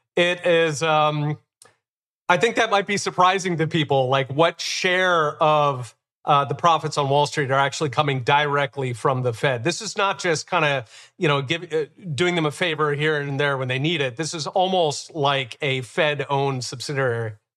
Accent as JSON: {"language": "English", "town": "Philadelphia", "region": "Pennsylvania", "country": "United States", "tie": "born or raised there", "said": "growing up in Philadelphia"}